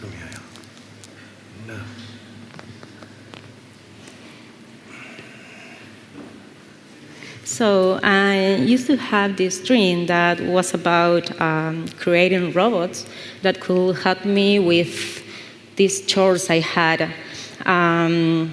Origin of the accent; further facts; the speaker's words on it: Buenos Aires, Argentina; I'm from Buenos Aires, Argentina